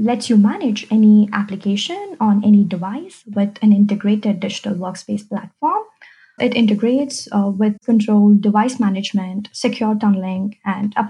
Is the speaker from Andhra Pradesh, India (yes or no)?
no; Bangalore, Karnataka, India; moved away as an adult; also born or lived in Minnesota; now in Georgia, United States; I was born and raised in Bangalore, and I moved to United States 5 years ago with my family.